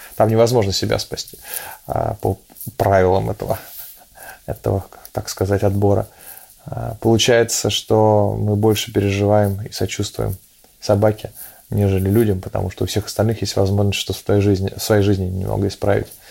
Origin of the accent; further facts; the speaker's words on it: Saint Petersburg, Russia; о родном городе, о том, что такое родиться в Петербурге